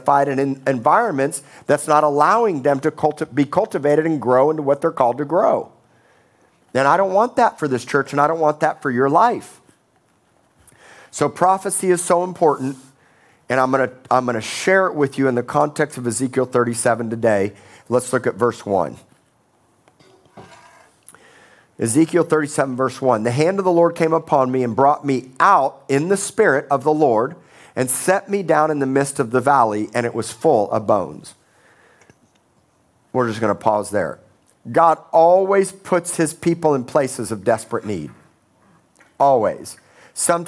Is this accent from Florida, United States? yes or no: yes; Miami, Florida, United States; also born or lived in Tulsa, Oklahoma; now in Corpus Christi, United States; I grew up in Miami, Florida